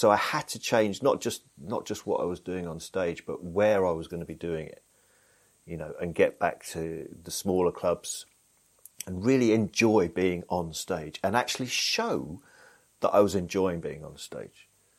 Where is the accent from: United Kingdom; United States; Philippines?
United Kingdom; Blackburn, North West England; born there; because I'm actually from the North. I don't have the accent. I was born in Blackburn, which is not far from Manchester.